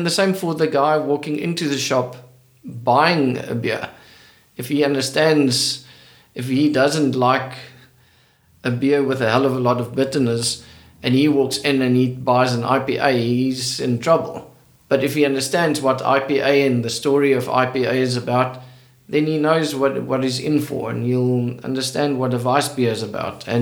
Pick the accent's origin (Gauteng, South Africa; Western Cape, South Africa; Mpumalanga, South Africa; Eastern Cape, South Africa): Western Cape, South Africa; moved away as an adult; also born or lived in Stellenbosch; now in KwaZulu-Natal, South Africa; I grew up in the Cape. And in the Cape, wine is part of culture.